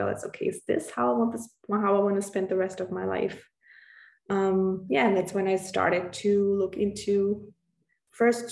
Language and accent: English; Austria; I'm from Austria